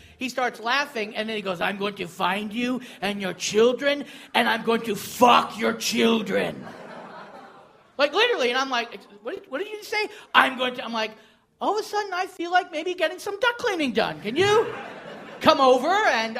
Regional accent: Australia; Fucking, I'm Australian too. I got a didgeridoo.

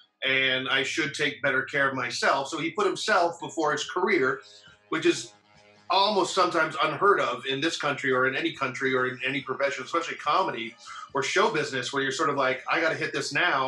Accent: Canada

